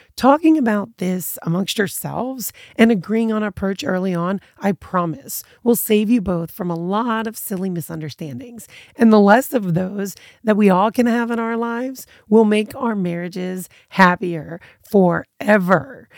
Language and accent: English; United States; my American background just kind of instilled in me